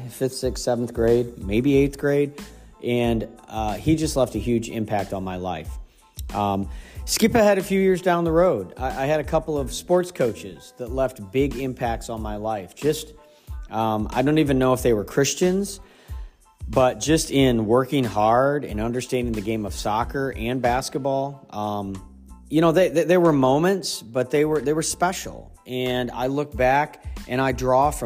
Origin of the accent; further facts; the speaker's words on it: Ohio, United States; moved away; also born or lived in Pennsylvania; I grew up in Ohio, and in Pennsylvania